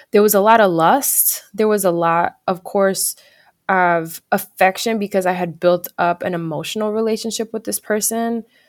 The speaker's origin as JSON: {"language": "English", "region": "New Jersey", "country": "United States", "moved": "as an adult", "lives_now": "California, United States", "said": "we end up moving to California together 'cause we're from New Jersey"}